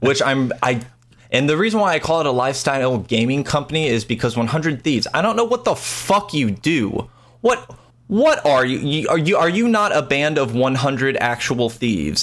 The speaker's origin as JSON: {"language": "English", "country": "United States", "said": "I don't know if people can hear by my disgusting accent, but I'm an American"}